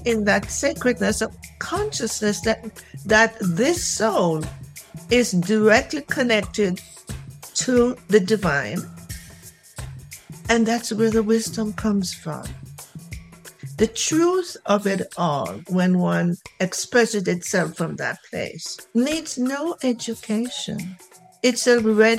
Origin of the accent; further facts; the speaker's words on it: Jamaica; moved away; Jamaica. In Jamaica.